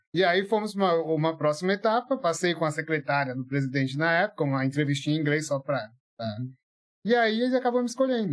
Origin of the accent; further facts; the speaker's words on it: São Paulo, Brazil; also born or lived in Atibaia; eu vim de São, morava em São Paulo, é, na Sapopemba, Zona Leste, assim, né? Menino de periferia.